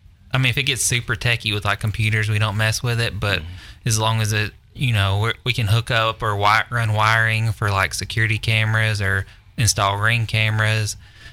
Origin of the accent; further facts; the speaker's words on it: Mount Juliet, Tennessee, United States; I grew up in Mount Juliet. My dad had a log home business, so I grew up building houses all my life, and we traveled all over the country building houses